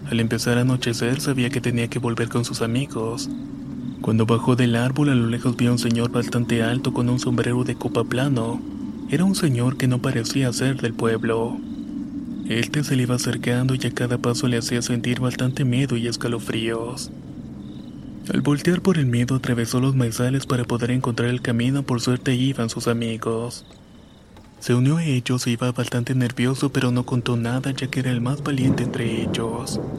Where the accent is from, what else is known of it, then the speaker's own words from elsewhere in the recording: State of Mexico, Mexico; Soy del Estado de México, de un pueblito muy católico lleno de cerros, barrancas, milpas y todo.